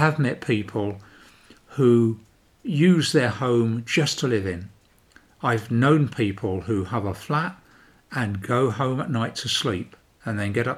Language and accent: English; London, United Kingdom; moved away as an adult; also born or lived in Banbury, North Oxfordshire; now in Sweden; I started up growing up in London and I left London to get a garden